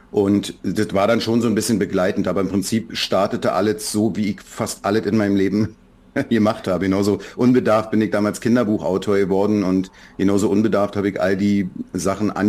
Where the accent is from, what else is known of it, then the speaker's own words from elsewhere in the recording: Berlin, Germany; Für mich als Berliner, ich bin Berliner immer gewesen, ich bin da geboren und wir hatten einen gewissen Zug zur Ostsee, auch schon zu Ostzeiten.